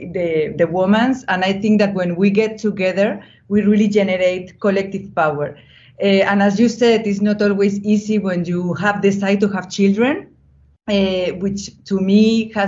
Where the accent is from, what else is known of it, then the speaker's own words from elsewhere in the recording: Spain; also born or lived in Brussels, Belgium; I was born of a mother from Colombia and a father from Spain. I was born in Spain